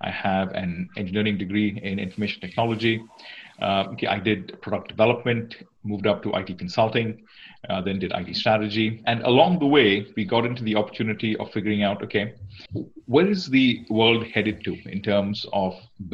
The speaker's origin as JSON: {"language": "English", "country": "Singapore", "moved": "as an adult", "lives_now": "Redmond, United States", "said": "I'm from Singapore. Singapore's home for me."}